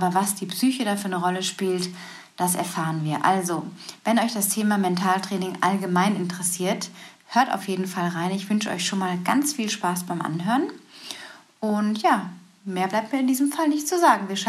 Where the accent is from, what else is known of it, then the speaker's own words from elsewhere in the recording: Lippstadt, North Rhine-Westphalia, Germany; aus dem Pott, da komme ich ja auch her, aus Lippstadt, aus der Nähe von Dortmund.